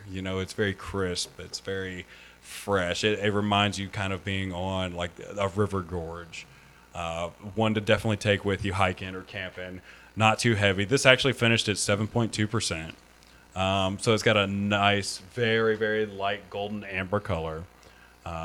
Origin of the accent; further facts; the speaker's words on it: Florida, United States; I grew up in Florida